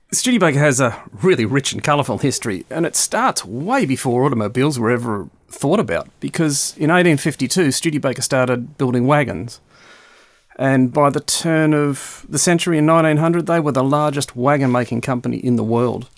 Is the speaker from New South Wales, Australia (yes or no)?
no; Melbourne, Victoria, Australia; now in United Kingdom; Growing up in Melbourne, which was the back end of the world in the early sixties and the late sixties